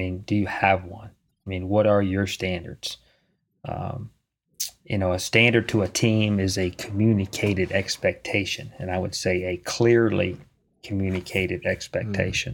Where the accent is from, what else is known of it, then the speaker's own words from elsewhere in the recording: Charlottesville, Virginia, United States; moved away; I'm from Charlottesville